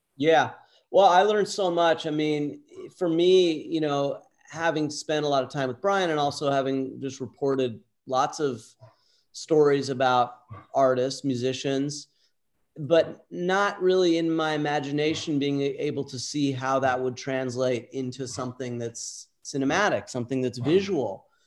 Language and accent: English; Southern California, United States; Southern California.